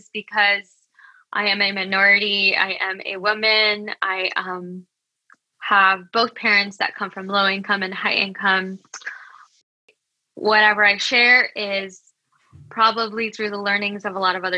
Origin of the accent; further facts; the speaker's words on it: Los Angeles, California, United States; also born or lived in Quezon City, Philippines; I actually was originally born in Panorama City, California, so towards SoCal